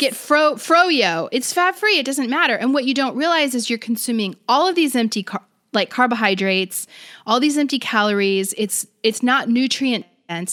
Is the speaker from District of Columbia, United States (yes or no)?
no; Florida, United States; now in California, United States; I'm from Florida. I go back home